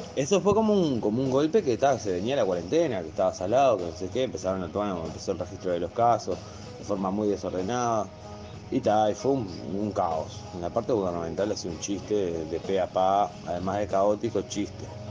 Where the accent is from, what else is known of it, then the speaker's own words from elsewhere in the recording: Argentina; nosotros somos una provincia argentina, ¿no? Somos chiquititos